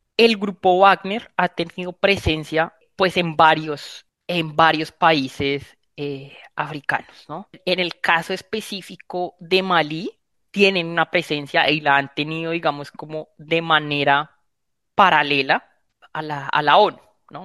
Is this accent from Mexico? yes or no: no; Colombia; como colombianos